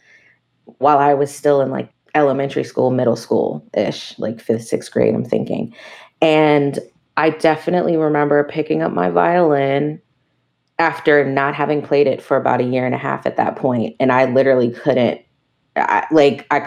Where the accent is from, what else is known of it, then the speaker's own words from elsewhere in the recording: Maryland, United States; moved away as an adult; also born or lived in New York; now in Los Angeles, United States; I grew up in Maryland in the D.C. metropolitan area